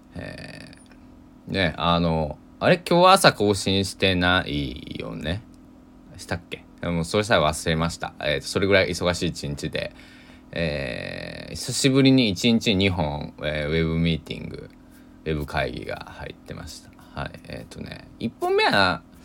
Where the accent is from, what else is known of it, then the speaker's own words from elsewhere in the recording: Susaki, Kochi, Japan; now in Kagawa, Japan; 地元高知県、佐喜市、人口二万何百人かな